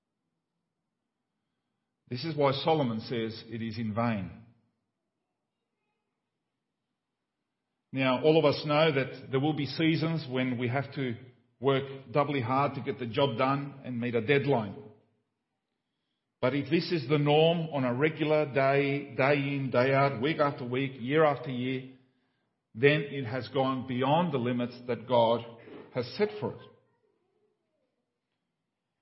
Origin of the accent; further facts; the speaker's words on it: Paraguay; moved away; When I grew up in Paraguay in a small village, there was one telephone in the whole village